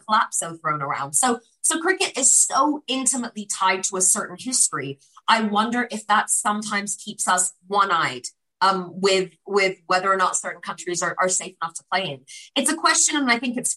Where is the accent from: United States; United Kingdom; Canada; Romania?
United Kingdom; as a British Pakistani